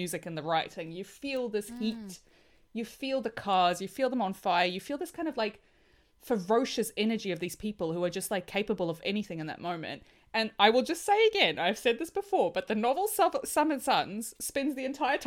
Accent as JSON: {"language": "English", "country": "Australia", "said": "as an Australian"}